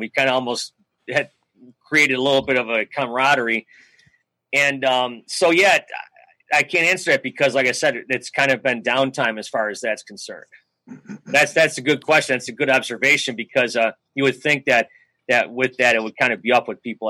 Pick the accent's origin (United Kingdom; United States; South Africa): United States; Buffalo, New York; moved away as an adult; I grew up in Buffalo.